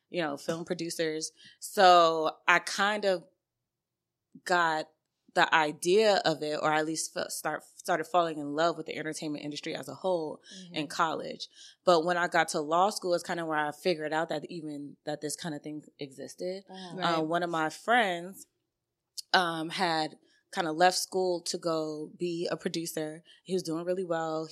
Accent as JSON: {"language": "English", "town": "New York City", "region": "New York", "country": "United States", "moved": "as an adult", "lives_now": "Atlanta, United States", "said": "I am originally from Brooklyn, New York"}